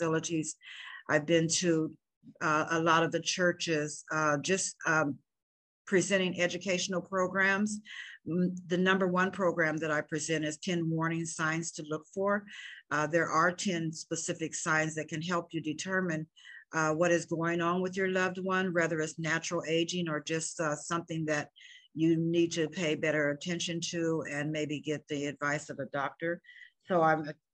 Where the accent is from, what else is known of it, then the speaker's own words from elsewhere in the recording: Des Moines, Iowa, United States; moved away as an adult; I'm born and raised in Des Moines, Iowa